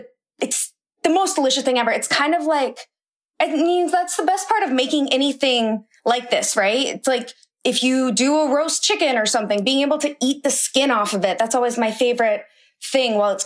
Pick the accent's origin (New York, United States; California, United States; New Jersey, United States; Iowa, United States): Iowa, United States; My dad's from New Orleans, but I've lived in Iowa my whole life